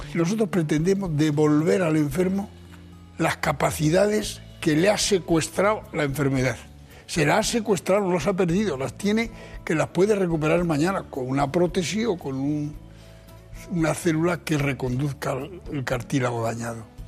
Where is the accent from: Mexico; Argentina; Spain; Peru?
Spain; Archena, Region of Murcia; De Archena